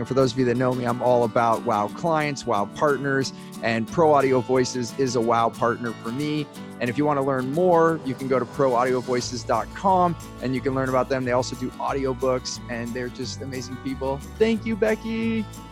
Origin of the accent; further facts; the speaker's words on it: Silicon Valley, California, United States; I grew up there in California